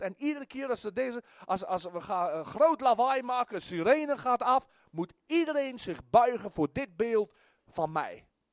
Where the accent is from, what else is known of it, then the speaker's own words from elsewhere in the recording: South Africa; moved away as an adult; now in Netherlands; ik kom uit Zuid-Afrika